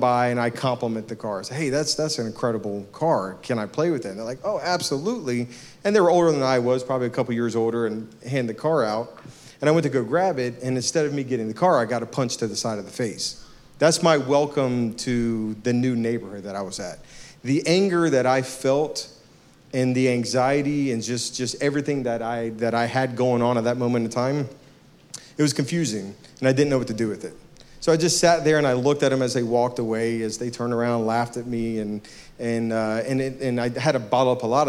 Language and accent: English; Virginia Beach, Virginia, United States; also born or lived in Norfolk, Virginia; now in Kernersville, United States; Actually born in Norfolk, raised in Virginia Beach, Virginia